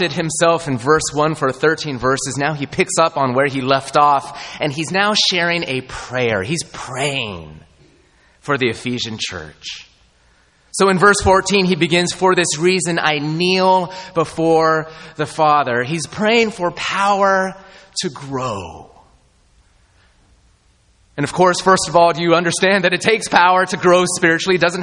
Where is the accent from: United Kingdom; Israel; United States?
United States; Southern California; moved away; I grew up in Southern California